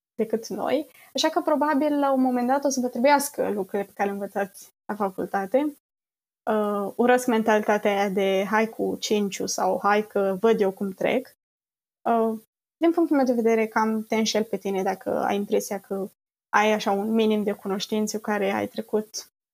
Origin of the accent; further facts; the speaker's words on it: Romania; moved away as an adult; now in Netherlands; din România